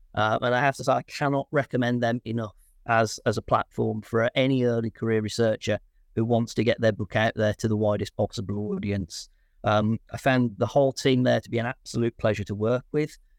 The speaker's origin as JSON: {"language": "English", "town": "Birmingham", "region": "West Midlands", "country": "United Kingdom", "also_born_or_lived": "Leeds / Aberystwyth", "moved": "as an adult", "said": "I'm from Birmingham originally"}